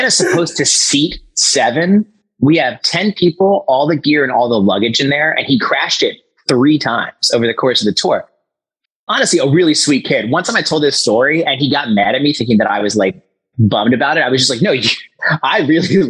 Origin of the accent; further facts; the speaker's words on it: Philadelphia, Pennsylvania, United States; we're from Philly.